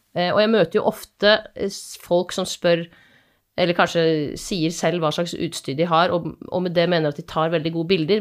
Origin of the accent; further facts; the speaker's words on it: Asker, Akershus, Norway; now in Bergen, Norway; Jeg er fra Asker, men har bodd i Bergen i eh, ja, snart 15 år.